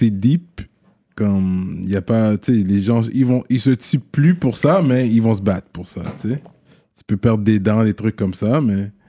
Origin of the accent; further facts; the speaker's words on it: Quebec, Canada; surtout qu'on vient de l'Ouest, fait que c'est pas loin. C'est la frontière d'Ontario est pas loin, là.